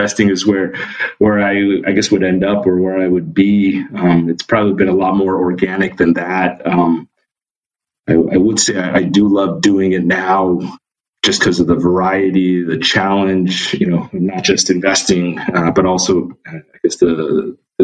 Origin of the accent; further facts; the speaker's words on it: Irvine, California, United States; moved away as an adult; also born or lived in Philadelphia; now in New York, United States; I actually grew up in Southern California. And I grew up in a suburb called Irvine